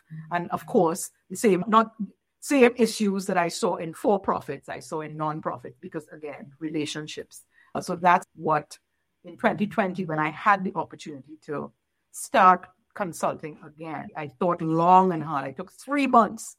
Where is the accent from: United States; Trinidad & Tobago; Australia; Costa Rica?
Trinidad & Tobago; moved away; working with the court system in my home country of Trinidad and Tobago